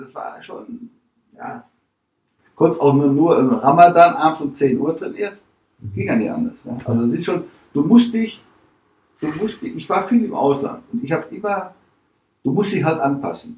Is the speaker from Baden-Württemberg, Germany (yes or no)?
no; Dortmund, North Rhine-Westphalia, Germany; moved away as an adult; also born or lived in Vienna, Austria; now in Mönchengladbach, Germany; meine Heimatstadt, da wo ich als Kind in der Kurve saß oder stand